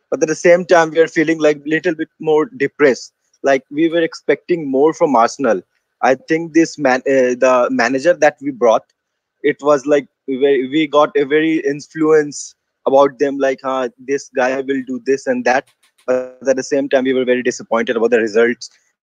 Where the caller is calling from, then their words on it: India; I'm from India. It's like 4 a.m. in the morning.